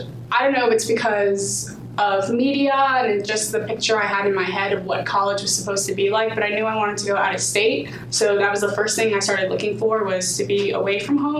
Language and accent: English; Burbank, California, United States; moved away; I'm from Burbank, California. I'm a junior here at King, so I've been here for about 2.5 years now.